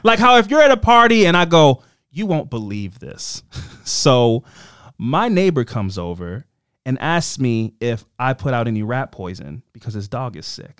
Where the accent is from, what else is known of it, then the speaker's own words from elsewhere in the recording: Baltimore, Maryland, United States; I'm from Baltimore.